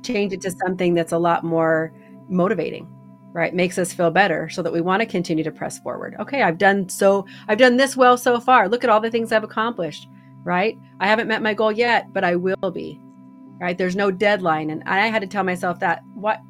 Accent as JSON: {"language": "English", "region": "Idaho", "country": "United States", "said": "We're from Idaho."}